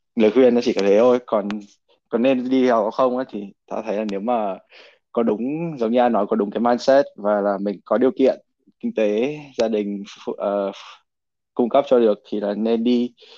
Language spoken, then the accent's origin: Vietnamese; Vietnam; now in United States; mình là người Việt Nam